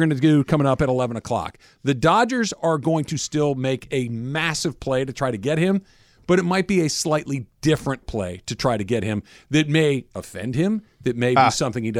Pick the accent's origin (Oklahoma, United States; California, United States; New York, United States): California, United States; Los Angeles; In L.A., yeah, in my hometown.